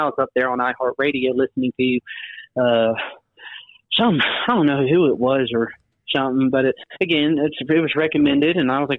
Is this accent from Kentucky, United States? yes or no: yes; Greenup, Kentucky, United States; I'm from Greenup, Kentucky, buddy.